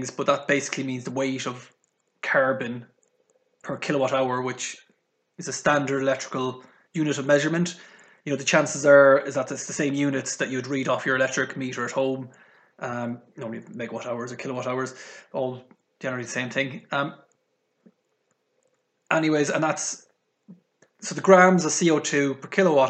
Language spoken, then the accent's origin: English; Ireland; accent: Irish; moved away; also born or lived in United Kingdom; from the accent, not very good at hiding it, but I am Irish.